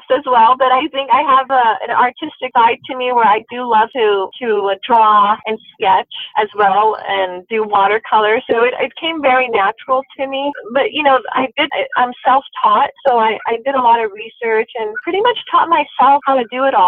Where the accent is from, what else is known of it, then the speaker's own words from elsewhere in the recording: Southern California, United States; moved away as an adult; also born or lived in Middle East / New Mexico; now in Idaho, United States; I grew up in Southern California